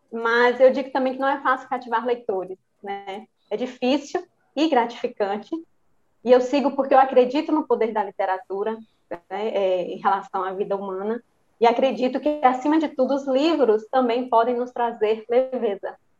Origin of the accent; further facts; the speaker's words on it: Santa Maria da Vitória, Bahia, Brazil; sou baiana de Santa Maria da Vitória, região oeste da Bahia